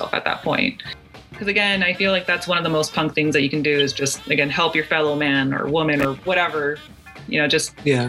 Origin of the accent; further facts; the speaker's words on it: Los Angeles, California, United States; I'm from Southeast